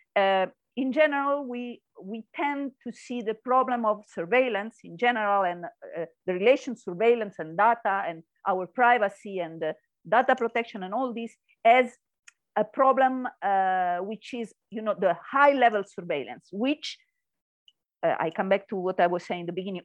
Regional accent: Italy; English is a second language; now in Spain; I come from Italy and then come to live in Spain

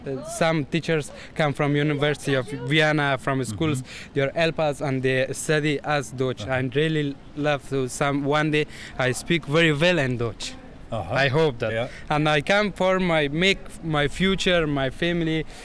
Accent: Afghanistan; German is a second language; Ich, ich komme aus Afghanistan, man aus Afghanistan

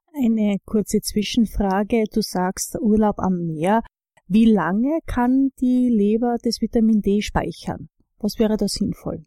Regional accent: Styria, Austria; moved away; ich komme ja ursprünglich aus der Steiermark

